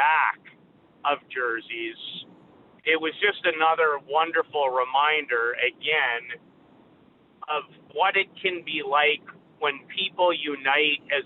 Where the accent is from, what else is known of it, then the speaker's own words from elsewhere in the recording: Saskatoon, Saskatchewan, Canada; growing up in Saskatoon